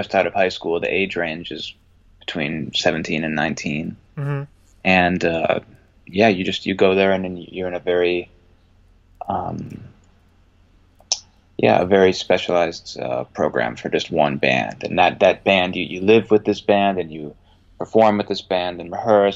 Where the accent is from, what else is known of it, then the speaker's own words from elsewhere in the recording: Boylston, Massachusetts, United States; moved away as an adult; also born or lived in Stockton, California; now in Brooklyn, New York, United States; I'm from Boylston, Massachusetts, a suburb of Worcester, Massachusetts